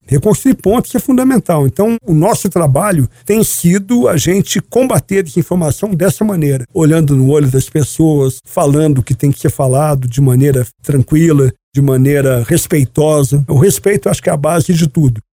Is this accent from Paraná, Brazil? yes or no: no; São Paulo, Brazil; moved away; also born or lived in Campinas / Rio de Janeiro / Curitiba; fui designado pelo general Pujol para ser comandante militar do Sudeste, que é onde eu estava até assumir o comando do Exército. Também foi um grande comando, que foi a primeira vez que eu tive a oportunidade de voltar para minha terra natal